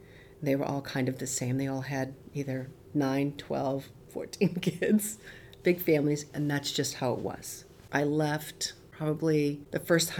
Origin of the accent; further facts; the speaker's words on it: North Conway, New Hampshire, United States; I grew up in the White Mountains of North Conway, New Hampshire.